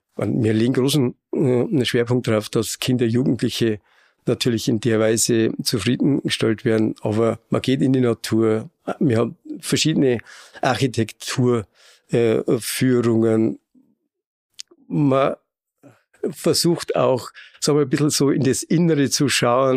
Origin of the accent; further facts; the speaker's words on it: Bavaria, Germany; accent: Bavarian; man hört ja an meinem Dialekt, so wo bayerisch gefragt ist, da bin ich daheim.